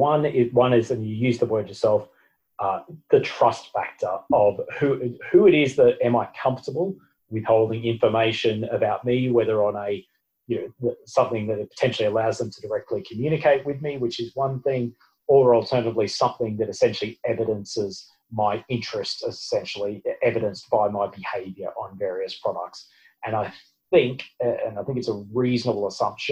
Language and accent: English; Australia